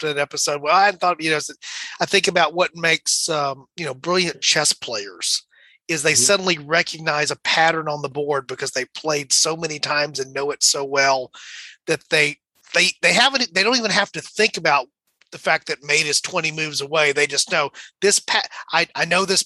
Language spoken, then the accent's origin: English; Texas, United States; I'm a Texan